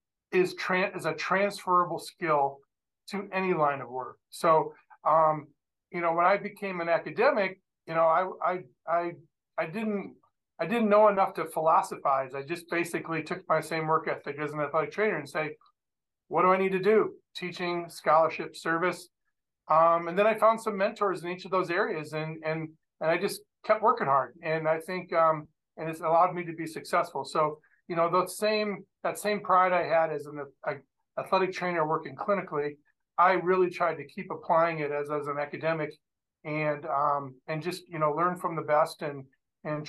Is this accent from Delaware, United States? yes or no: no; Dubuque, Iowa, United States; moved away as an adult; also born or lived in Gainesville, Florida / Milwaukee, Wisconsin / Atlanta, Georgia; now in St. Louis, United States; Originally, I'm from Dubuque, Iowa.